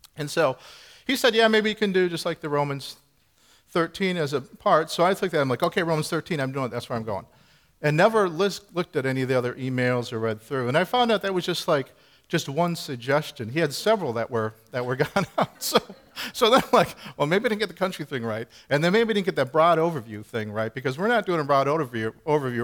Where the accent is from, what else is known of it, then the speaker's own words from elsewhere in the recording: Midwest, United States; now in New Hampshire, United States; we're both from the Midwest. I grew up in the country, you know, the rural area